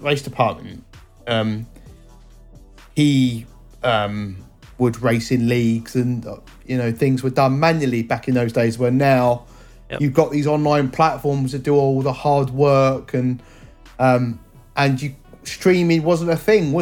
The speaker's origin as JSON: {"language": "English", "country": "United Kingdom", "said": "being a Southerner"}